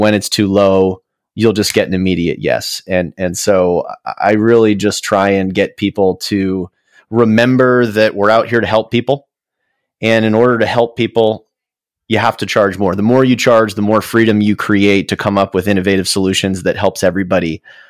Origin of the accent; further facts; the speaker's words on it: Jupiter, Florida, United States; We did a lot of drives to Disney World. We grew up in Jupiter, Florida, so a lot of time listening to him in the car